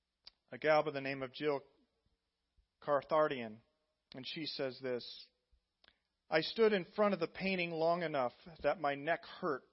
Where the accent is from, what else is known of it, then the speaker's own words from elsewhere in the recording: Indiana, United States; moved away; my home state of Indiana, 3 miles from the farm I grew up